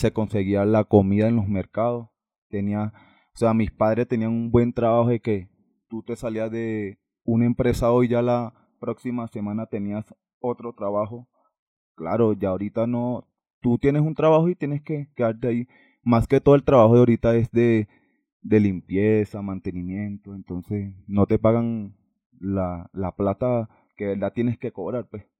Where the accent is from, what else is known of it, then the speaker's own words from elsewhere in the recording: Valencia, Carabobo, Venezuela; moved away as an adult; now in Bogotá, Colombia; yo soy de Valencia.